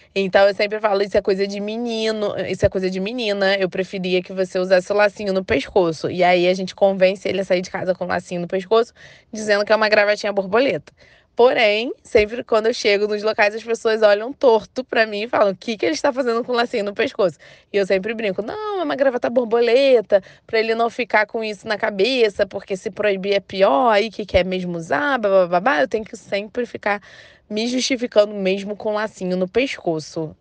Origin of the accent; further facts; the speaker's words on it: Rio de Janeiro, Brazil; tenho 32 anos, sou do Rio